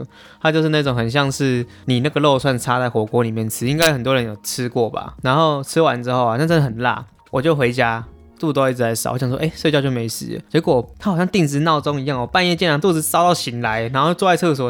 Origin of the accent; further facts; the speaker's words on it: Taiwan; 虽然我是台湾人，